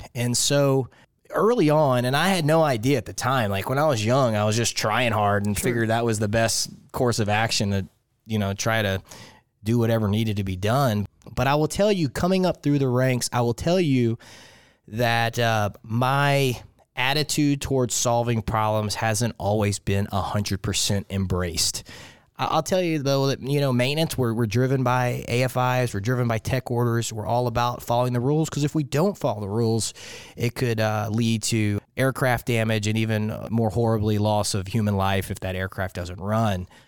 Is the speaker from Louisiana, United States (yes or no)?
yes; Lake Charles, Louisiana, United States; moved away as an adult; I'm from Lake Charles, Louisiana. So it's uh, if you look at Louisiana, and most people call it the boot. I'm from the ankle of the boot